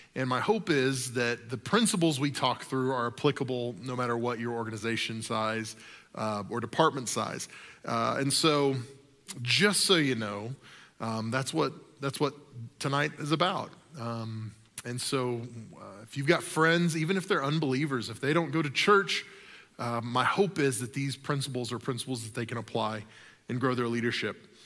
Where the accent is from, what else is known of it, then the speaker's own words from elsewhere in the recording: the South, United States; I grew up in the South